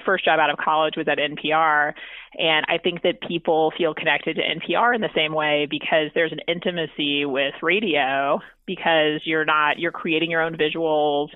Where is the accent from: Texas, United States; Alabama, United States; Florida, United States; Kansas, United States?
Texas, United States; Corpus Christi; I'm from Corpus Christi